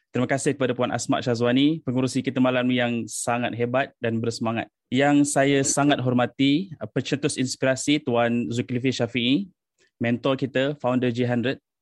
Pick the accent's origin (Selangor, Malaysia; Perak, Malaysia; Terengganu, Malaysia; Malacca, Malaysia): Selangor, Malaysia; now in Gambang, Malaysia; Saya berasal dari Selangor tapi saya dah duduk di Pahang sejak 5 6 tahun lepas lah. Ah, saya menetap di Gambang.